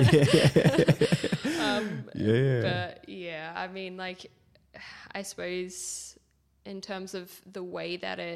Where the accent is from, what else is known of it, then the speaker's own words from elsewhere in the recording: Perth, Western Australia, Australia; I grew up in Perth.